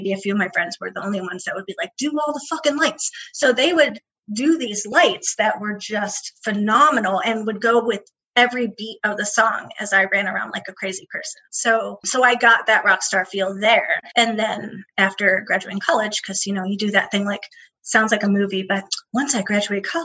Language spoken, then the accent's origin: English; Midwest, United States; Growing up in the Midwest